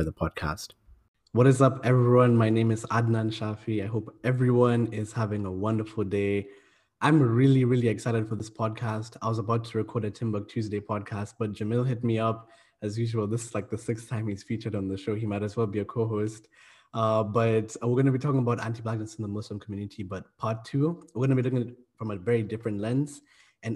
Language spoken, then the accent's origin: English; Kenya; also born or lived in South Africa; now in United Kingdom; I'm from Kenya, but I've also lived in South Africa, and I'm currently living in the UK